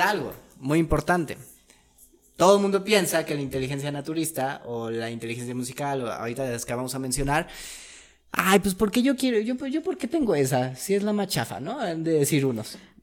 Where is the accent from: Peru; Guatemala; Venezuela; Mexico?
Mexico; Como buenos mexicanos